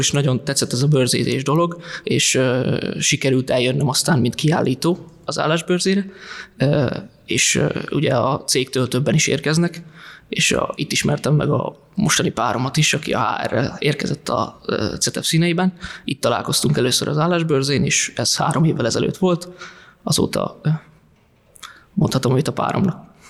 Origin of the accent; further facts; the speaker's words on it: Tiszafüred, Jász-Nagykun-Szolnok, Hungary; moved away; also born or lived in Budapest; én alapvetően Tiszafüredről származom